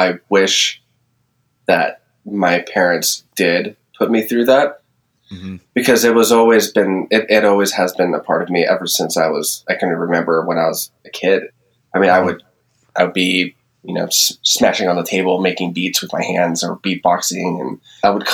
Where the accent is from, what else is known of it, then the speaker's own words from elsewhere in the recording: San Francisco, California, United States; now in Nevada, United States; I grew up in the Bay Area, San Francisco.